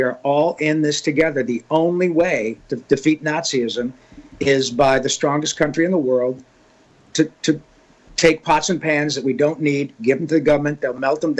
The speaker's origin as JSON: {"language": "English", "town": "Grand Blanc", "region": "Michigan", "country": "United States", "tie": "born or raised there", "moved": "yes", "said": "That's my old home. I went to high school in Grand Blanc."}